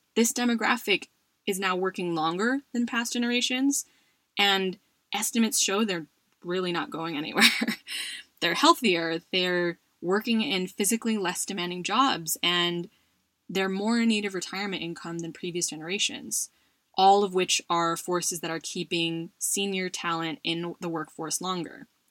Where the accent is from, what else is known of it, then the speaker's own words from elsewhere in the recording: United States; My home country of the US